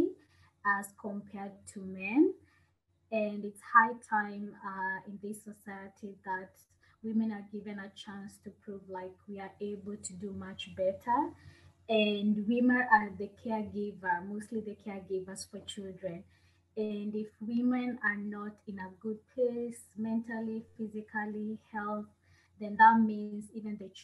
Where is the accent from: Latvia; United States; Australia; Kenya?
Kenya; moved away as an adult; now in Budapest, Hungary; I'm a Kenyan, born and raised in Kenya.